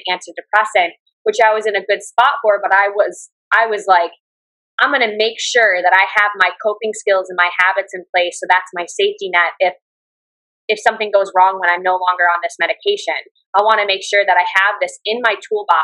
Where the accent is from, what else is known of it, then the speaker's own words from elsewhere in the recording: United States; moved away as an adult; now in Da Nang, Vietnam; I come from the Western world and originally from the States